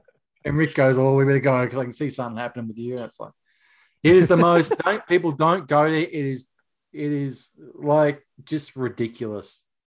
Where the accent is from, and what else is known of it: Australia